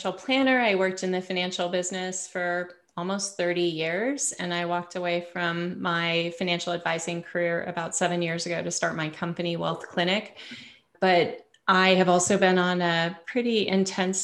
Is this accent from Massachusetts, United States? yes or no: no; Bay Area, California, United States; moved away as an adult; also born or lived in Truckee, Tahoe; now in Sedona, United States; I'm from California in the Bay Area